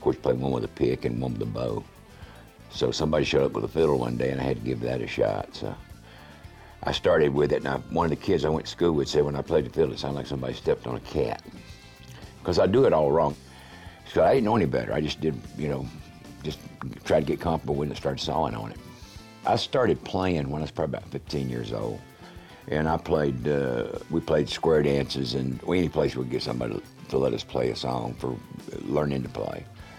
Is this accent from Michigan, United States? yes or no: no; Valdosta, Georgia, United States; also born or lived in Wilmington, North Carolina / North Carolina / South Carolina; I was born in Wilmington, North Carolina, and I had gone to first grade all of 2 weeks when my dad changed jobs, and we moved to Valdosta, Georgia. I lived in North Carolina, South Carolina, and in Georgia in my formative years.